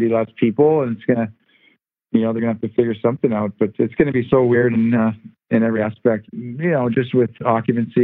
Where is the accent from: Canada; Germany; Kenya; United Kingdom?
Canada; moved away as an adult; now in Los Angeles, United States; growing up in Canada and playing hockey in Canada for many years, and then getting traded here